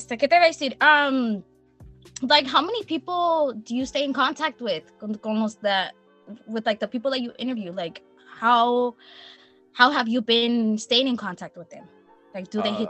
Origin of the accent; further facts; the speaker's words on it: Wilmington, United States; we grew up in Wilmington, we're from the same city